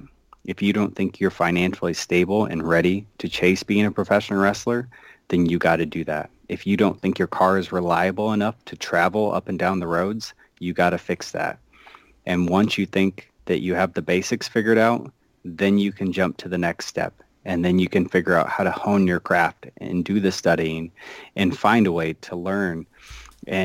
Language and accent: English; Iowa, United States; I'm from Iowa